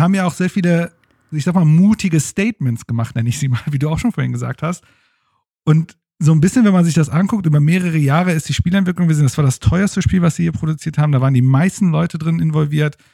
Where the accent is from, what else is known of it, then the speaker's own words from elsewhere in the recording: Germany; als Deutsche